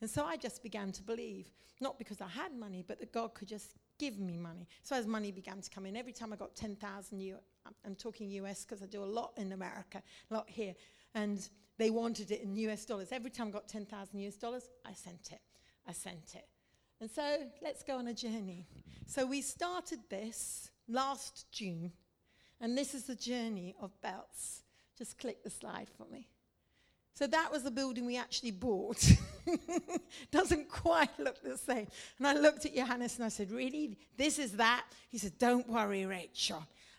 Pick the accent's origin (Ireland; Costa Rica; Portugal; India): India; And you see, I'm a missionary kid. I grew up in India. I've served the Indians.